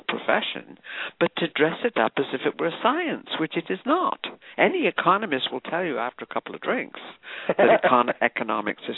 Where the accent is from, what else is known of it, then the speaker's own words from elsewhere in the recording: United Kingdom; now in United States; I grew up in Britain under the National Health Service